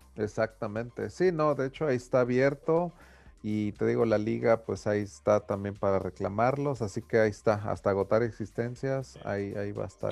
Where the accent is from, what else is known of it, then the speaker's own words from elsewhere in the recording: Mexico; yo como mexicano